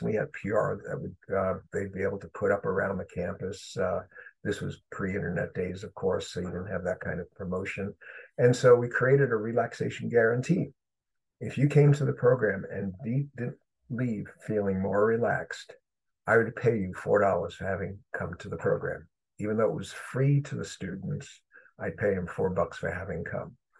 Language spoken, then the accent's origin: English; New York City, New York, United States; moved away as an adult; also born or lived in Chicago, Illinois; I grew up in Brooklyn, New York